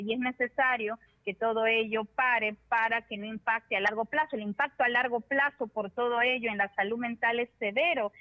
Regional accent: Peru; Todos como sociedad peruana

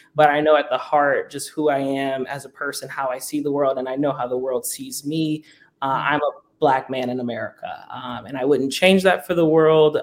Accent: New Orleans, Louisiana, United States; moved away; also born or lived in California; I grew up in New Orleans

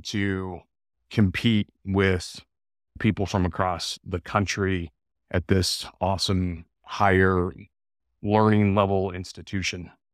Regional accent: El Paso, Texas, United States; moved away as an adult; growing up in El Paso, Texas

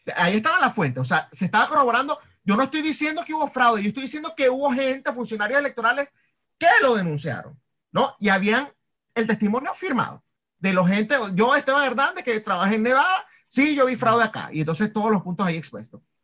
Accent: Venezuela; moved away; siendo venezolano

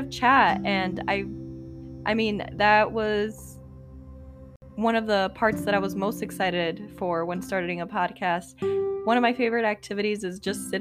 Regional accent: Chicago, Illinois, United States; moved away as an adult; now in Indiana, United States; I was born and raised in Chicago, Illinois.

